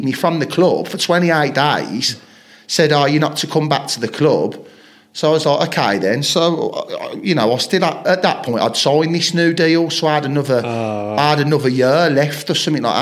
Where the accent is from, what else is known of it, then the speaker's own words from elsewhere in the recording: Chelmsley Wood, West Midlands, United Kingdom; I'm like from Chelmsley Wood.